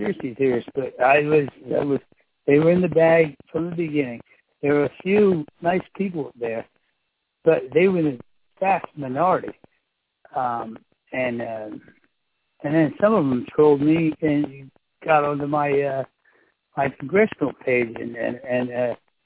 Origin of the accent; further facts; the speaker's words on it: Florence, New Jersey, United States; I am a lifelong resident of Florence, New Jersey. I believe in this district. It's a district that's very important to me. I grew up living near the Delaware River